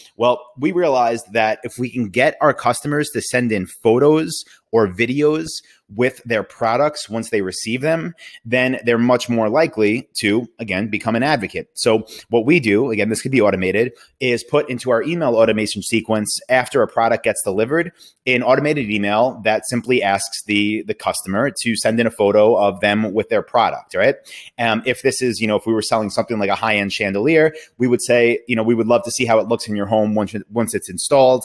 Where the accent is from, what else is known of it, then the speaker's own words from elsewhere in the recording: New York City, New York, United States; now in Austin, United States; I'm from New York